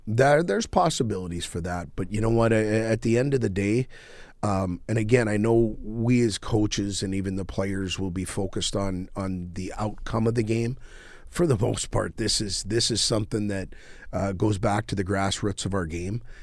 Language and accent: English; Crookston, Minnesota, United States; I grew up in Crookston, Minnesota